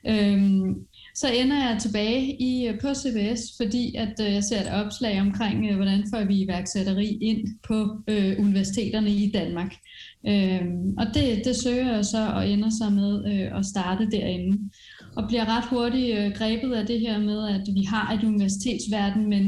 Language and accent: Danish; France; Øh, jeg er vokset op i Frankrig med iværksætterforældre, som har rejst rundt, sådan rundt omkring, så det er egentlig altid sådan ligget i blodet.